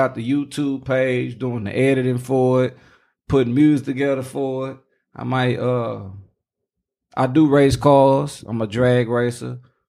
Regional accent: Dallas, Texas, United States; Nigga, I'm from Dallas.

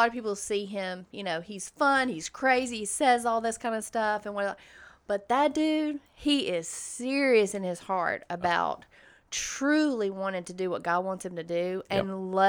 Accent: the Bible Belt, United States; I grew up in the Bible Belt

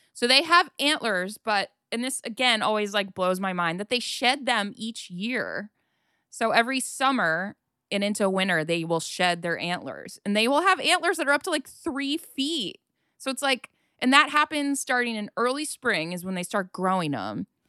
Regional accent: Ohio, United States; growing up in Ohio

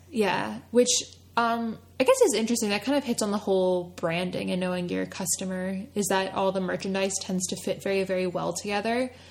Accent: right outside of Philadelphia, Pennsylvania, United States; I grew up right outside of Philadelphia and went to school in North Philadelphia

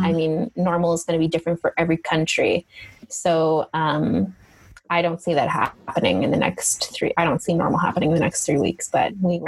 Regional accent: Canada; moved away as an adult; now in Italy; I'm a Canadian and I know what winter really

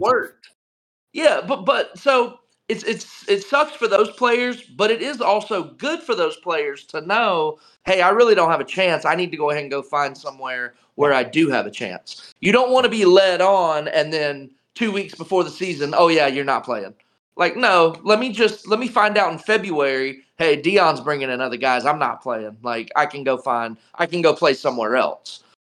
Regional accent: Charlotte, North Carolina, United States; now in Tampa, United States; since I'm from Charlotte

